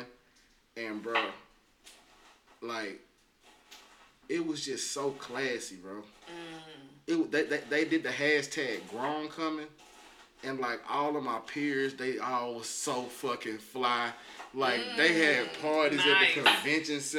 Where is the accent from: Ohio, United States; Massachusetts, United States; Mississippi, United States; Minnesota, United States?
Mississippi, United States; Jackson; moved away; my hometown